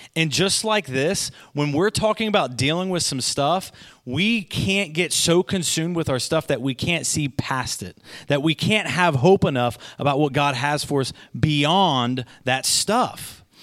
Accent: Goshen, United States; I'm from Goshen

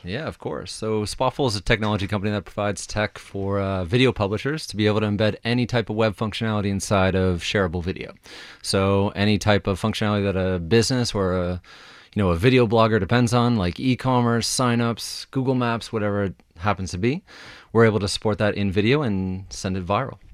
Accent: Halifax, Nova Scotia, Canada; I'm from Halifax

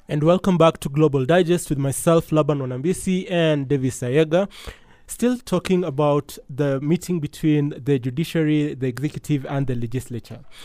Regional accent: Kenya; as a Kenyan

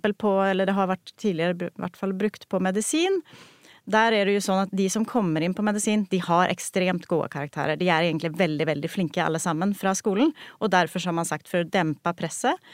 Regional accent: Sweden; moved away as an adult; now in Norway; jeg er opprinnelig fra Sverige, eh, så jeg har studert i Sverige

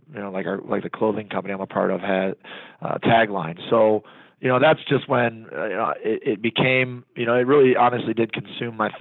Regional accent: Columbus, Ohio, United States; Not only am I from Ohio, but I was born and raised in Columbus. I grew up 8 miles from the football stadium.

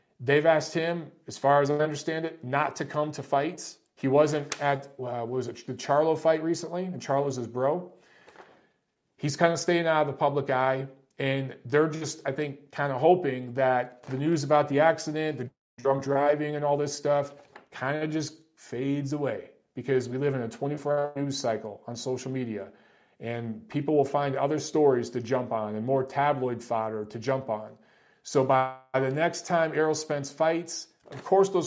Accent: Detroit, Michigan, United States; My best friend growing up in Detroit

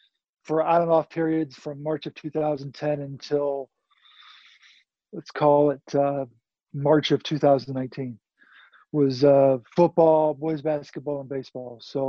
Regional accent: Naperville, Illinois, United States; grew up in Naperville. So unfortunately, I haven't really left town as much as I would like to.

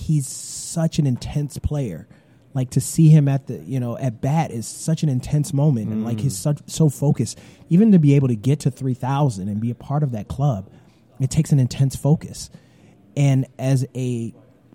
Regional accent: Detroit, Michigan, United States; the Detroit Tigers, which is my hometown

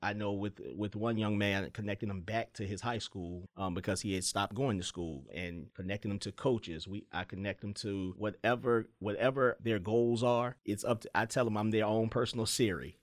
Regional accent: Petersburg, Virginia, United States; I grew up in Petersburg

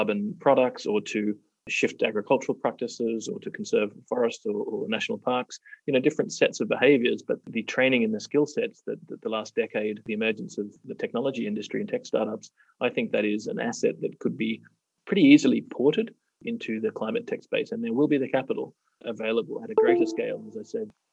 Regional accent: Australia; now in Kenya; I'm from Australia

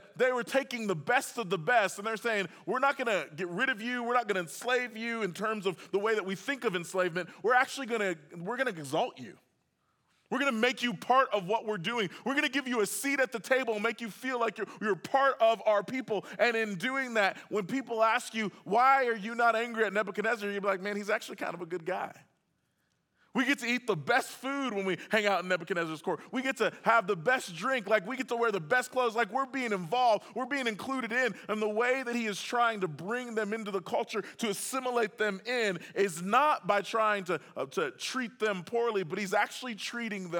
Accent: Oklahoma City, Oklahoma, United States; I grew up in Oklahoma City

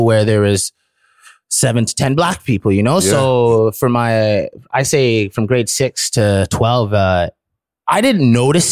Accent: Ottawa, Ontario, Canada; also born or lived in Toronto; I grew up in Ottawa from a young child

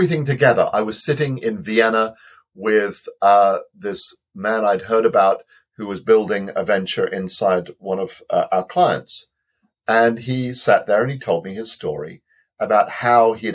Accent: Wales, United Kingdom; I'm a Welshman

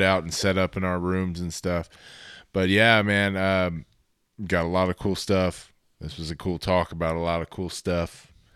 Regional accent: Texas, United States; I am from Texas

